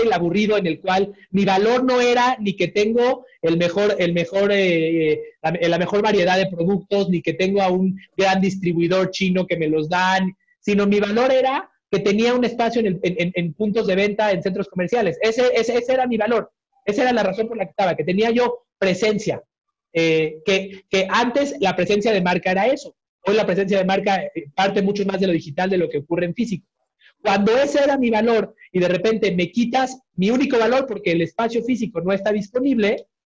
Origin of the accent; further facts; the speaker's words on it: Mexico; pues como buen mexicano, como buen latinoamericano, no me moví porque las cosas igual estaban caminando